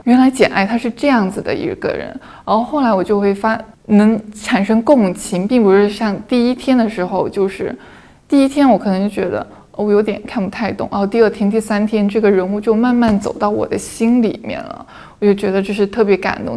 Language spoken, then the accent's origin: Chinese; Guangdong, China; 我们广东人有一个特征就是不愿意离开家